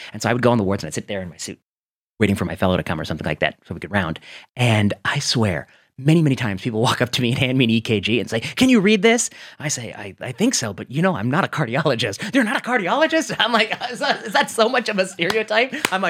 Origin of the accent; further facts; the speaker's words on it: Cleveland, Ohio, United States; I grew up in Cleveland area